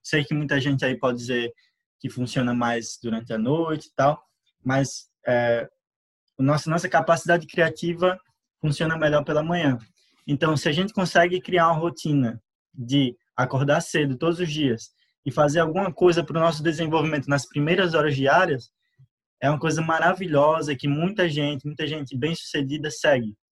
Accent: Sete Lagoas, Minas Gerais, Brazil; sou de Marcel Lagoas

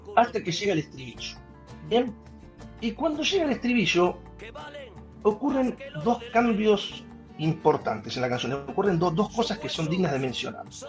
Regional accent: Buenos Aires, Argentina; como argentino, como porteño, esto me identifica, esto es como que está escrito para mi cultura.

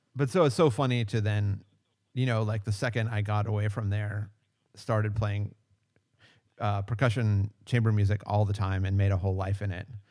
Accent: McKees Rocks, Pennsylvania, United States; I'm originally from uh, Pittsburgh, Pennsylvania, and technic- even more technically, oh, okay. McKees Rocks, Pennsylvania

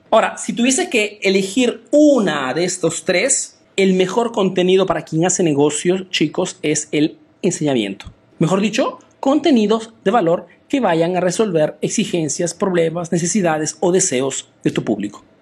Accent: Italy; also born or lived in Peru; soy un emprendedor peruano que ha crecido y vive aquí en Italia, en Europa

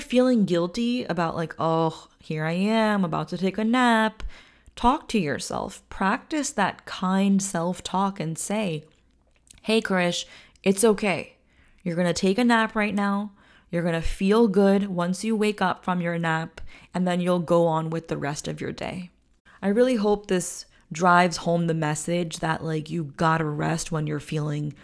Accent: India; I'm an Indian woman

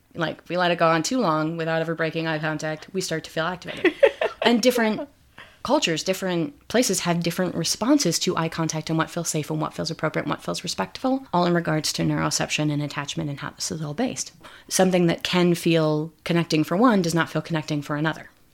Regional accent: Midwest, United States; I grew up in the Midwest

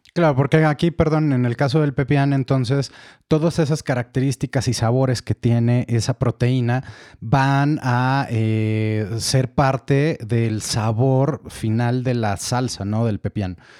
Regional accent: Mexico; como mexicanos

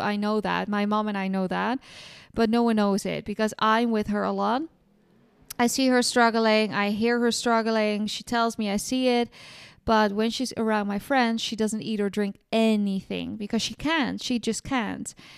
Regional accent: Amsterdam, North Holland, Netherlands; now in south of France; in Holland, my hometown in Amsterdam

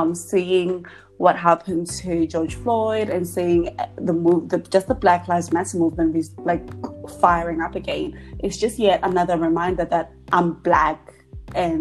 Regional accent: Zimbabwe; moved away; also born or lived in England; I grew up in Zimbabwe for a time and then moved to England

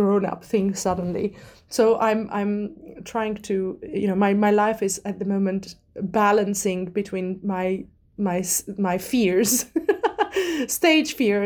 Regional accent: Armenia; moved away as an adult; also born or lived in Scotland; now in London, United Kingdom; I grew up in Armenia. I was born and raised there.

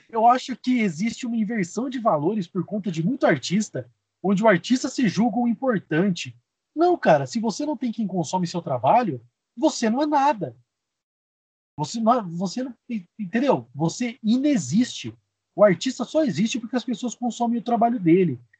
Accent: Espírito Santo do Pinhal, São Paulo, Brazil; eu sou do interior de São Paulo, uma cidade chamada Espírito Santo do Pinhal

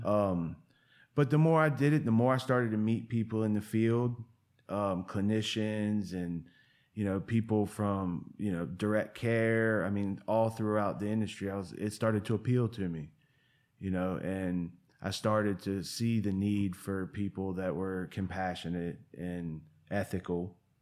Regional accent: Portsmouth, Virginia, United States; moved away as an adult; now in Asheville, United States; I tell everybody in Asheville I'm from Virginia Beach because I grew up in a town called Portsmouth

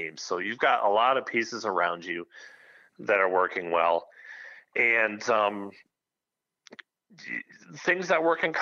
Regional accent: Michigan, United States; Born and raised in Michigan

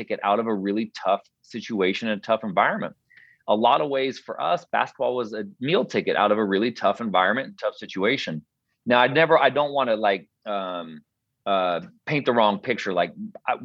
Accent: Portland, Oregon, United States; now in Spokane, United States; where we grew up in North Portland, was a really, really diverse neighborhood

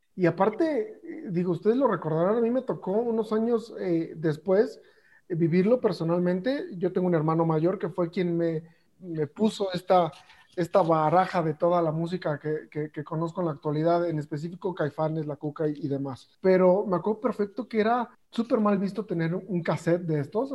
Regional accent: Mexico; escuchamos los mexicanos

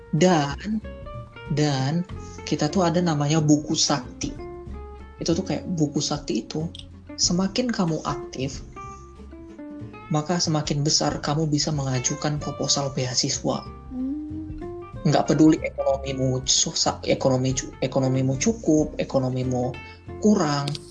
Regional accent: Indonesia; moved away as an adult; also born or lived in Russia

